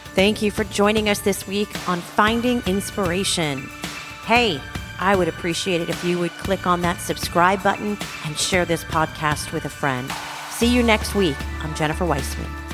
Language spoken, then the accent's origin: English; United States; now in Israel; as an American, as an Israeli now, and as a Jew, when I go back to America